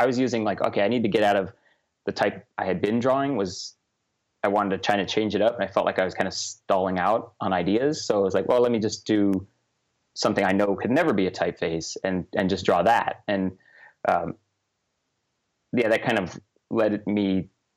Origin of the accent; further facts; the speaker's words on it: Southern California, United States; I grew up in Southern California